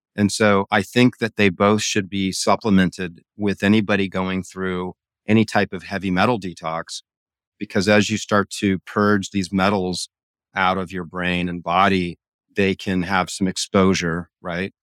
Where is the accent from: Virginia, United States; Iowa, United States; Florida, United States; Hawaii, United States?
Hawaii, United States; I grew up in Hawaii